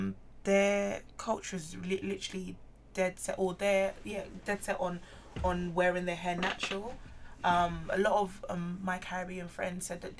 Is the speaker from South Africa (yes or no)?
no; Nigeria; I'm Nigerian.